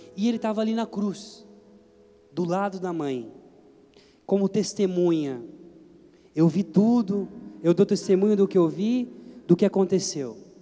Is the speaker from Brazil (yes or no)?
yes; Brazil; Sou brasileiro